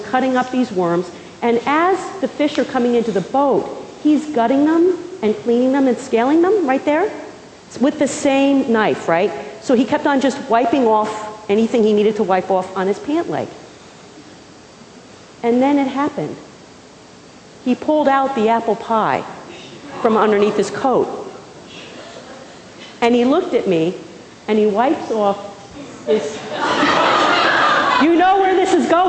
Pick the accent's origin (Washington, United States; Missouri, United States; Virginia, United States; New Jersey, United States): New Jersey, United States; Pequannock; moved away; I was born and raised in a small town called Pequannock, New Jersey